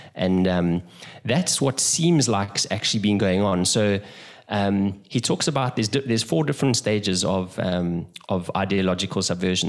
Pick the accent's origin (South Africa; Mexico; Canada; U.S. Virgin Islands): South Africa; moved away as an adult; also born or lived in London; now in Brazil; I'm originally from South Africa